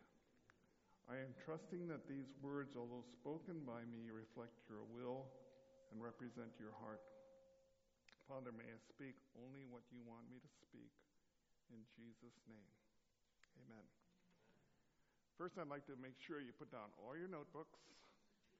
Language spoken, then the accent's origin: English; Honolulu, Hawaii, United States; I grew up in Honolulu.